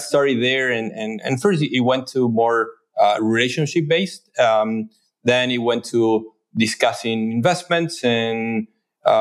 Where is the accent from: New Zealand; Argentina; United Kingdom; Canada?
Argentina; Buenos Aires; moved away as an adult; now in New York, United States; I grew up in Buenos Aires, though I've been in New York for the last 12 years.